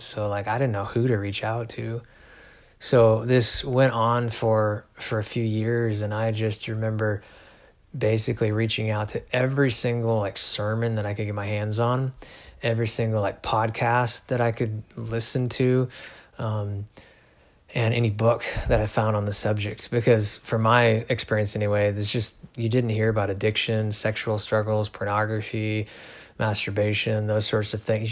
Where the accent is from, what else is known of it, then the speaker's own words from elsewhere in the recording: Chicago, Illinois, United States; also born or lived in Missouri; now in Alaska, United States; raised pretty much my whole life, uh, my upbringing anyway, in Illinois, suburbs of Chicago